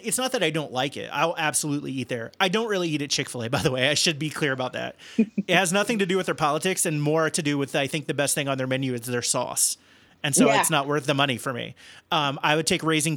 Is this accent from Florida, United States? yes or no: no; Cincinnati, Ohio, United States; where I grew up in Cincinnati